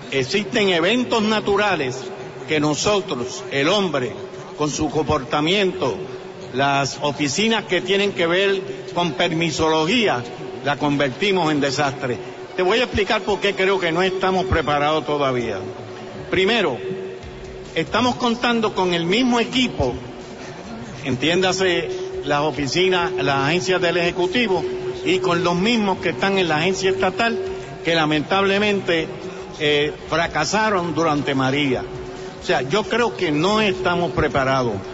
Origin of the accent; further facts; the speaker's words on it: San Juan, Puerto Rico; Yo soy de, de, Santurce.